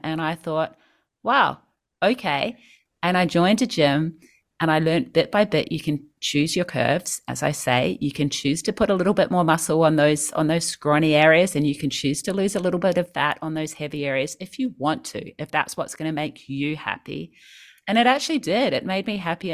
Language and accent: English; New Zealand; moved away as an adult; now in Sydney, Australia; I grew up in New Zealand. I moved to Sydney when I was twenty-one